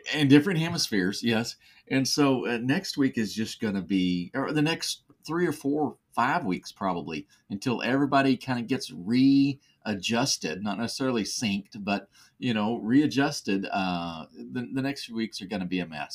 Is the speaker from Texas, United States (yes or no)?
yes; West Texas, United States; growing up in West Texas